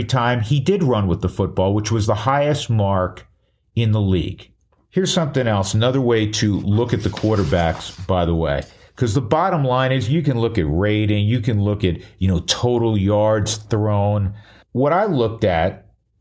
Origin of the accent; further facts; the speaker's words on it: New York, United States; now in Fort Collins, United States; I'm originally from New York